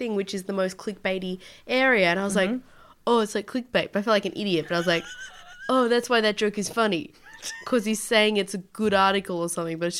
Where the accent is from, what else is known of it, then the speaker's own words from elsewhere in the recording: Leeds, Yorkshire and the Humber, United Kingdom; Oi, I'm from Leeds, get away from my neck.